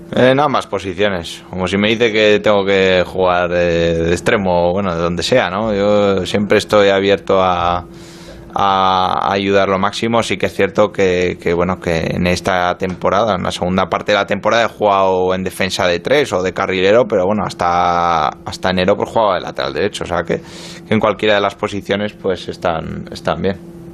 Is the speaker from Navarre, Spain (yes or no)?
yes; Pamplona, Navarre, Spain; moved away as an adult; also born or lived in Marseille, France; now in London, United Kingdom; me fui muy joven de Pamplona, me fui con 20 años de Osasuna, viví, dos años en Francia, en Marsella y bueno, pues ya llevo nueve